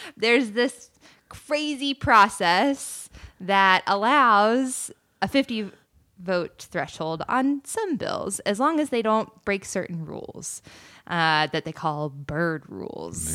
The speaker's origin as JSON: {"language": "English", "area": "near The Villages", "region": "Florida", "country": "United States", "tie": "born or raised there", "said": "I grew up right outside of the villages"}